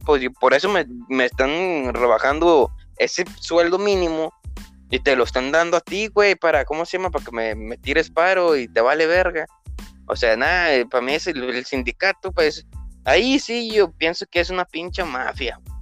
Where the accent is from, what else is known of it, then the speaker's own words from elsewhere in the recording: Monclova, Coahuila, Mexico; aquí en mi región, del municipio donde yo soy, de Monclovita la Bella